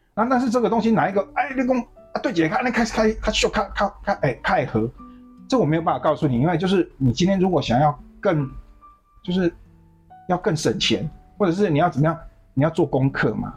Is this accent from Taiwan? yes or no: yes; southern Taiwan, Taiwan; 我是南部人